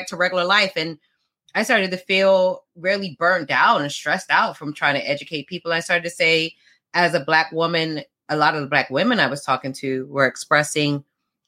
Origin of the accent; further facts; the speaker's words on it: South Florida, United States; also born or lived in London, United Kingdom; I'm from UK, born in London. I was raised in South Florida